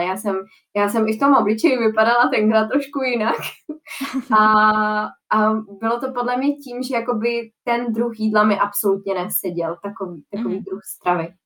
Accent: Czechia; já jako jediná Češka

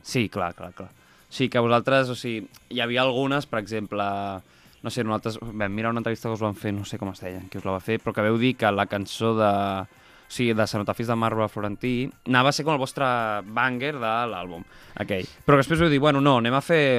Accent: Molins de Rei, Catalonia, Spain; nosaltres venim de Molins

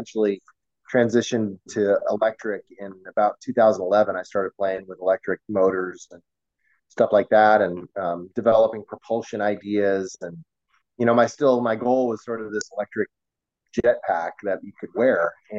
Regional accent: Portland, Oregon, United States; also born or lived in Michigan; We moved around a lot. I was born in Michigan, lived most of my life in Portland, Oregon, though.

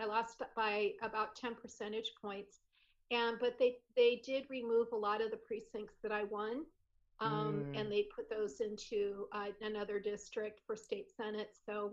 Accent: Fort Wayne, Indiana, United States; moved away as an adult; also born or lived in California; I was born and raised in Fort Wayne, Indiana.

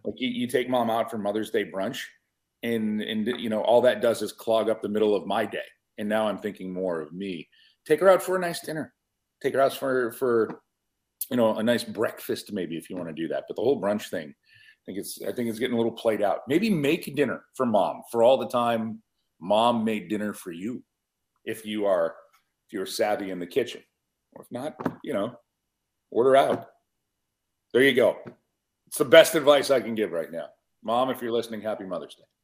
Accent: Buffalo, New York, United States; The Natural, filmed in my hometown of Buffalo, New York

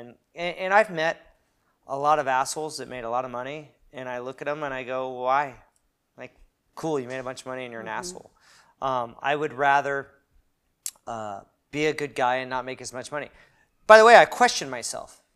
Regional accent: Newport Beach, California, United States; moved away as an adult; now in Long Beach, United States; I grew up in Newport Beach, which is really whitewashed

